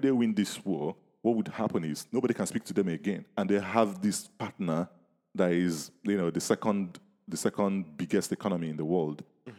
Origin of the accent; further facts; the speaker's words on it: Nigeria; I grew up in Nigeria.